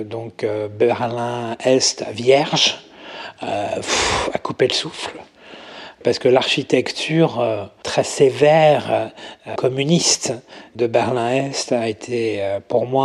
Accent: Paris, Île-de-France, France; born there; retour aux sources, hein, parce que je suis né à, je suis né à Paris.

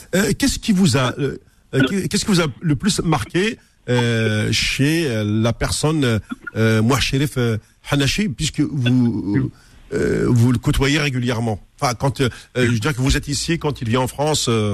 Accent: Algeria; je suis algérien

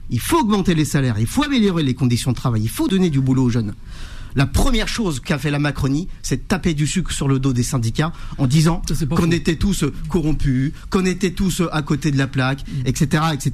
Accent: France; chez moi, là où j'ai grandi, dans la cité des Trois Villes.

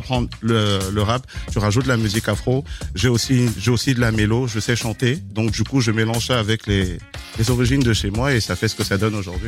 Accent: Kenya; also born or lived in Cameroon; now in France; je suis camerounais, mhm. j'ai grandi, en, grandi au Kenya. J'ai j'ai évolué en France pendant aujourd'hui plusieurs années.

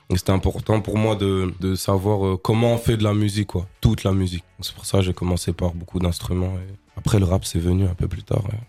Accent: Strasbourg, Grand Est, France; J'ai grandi à Strasbourg, j'ai commencé à Strasbourg

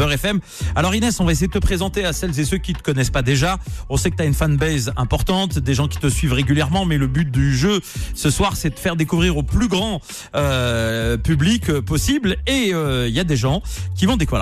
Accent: Nantes, Pays de la Loire, France; je suis nantais.

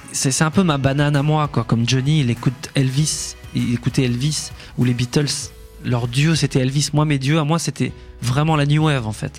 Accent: Échirolles, Auvergne-Rhône-Alpes, France; mon enfance à Échirol, c'était assez joyeux

